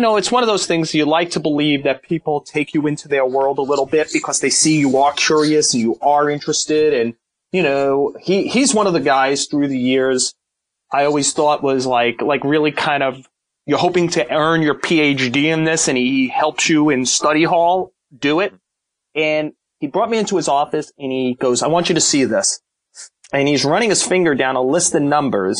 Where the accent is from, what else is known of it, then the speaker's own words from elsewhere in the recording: New York City, New York, United States; we grew up in Brooklyn